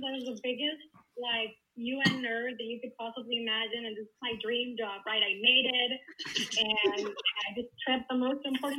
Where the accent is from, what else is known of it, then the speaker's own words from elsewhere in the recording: Colombia; I'm from Colombia